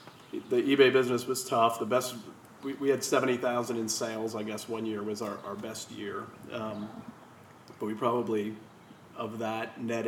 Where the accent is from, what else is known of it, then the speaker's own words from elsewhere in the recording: New Orleans, Louisiana, United States; moved away as an adult; also born or lived in Auburn; growing up in New Orleans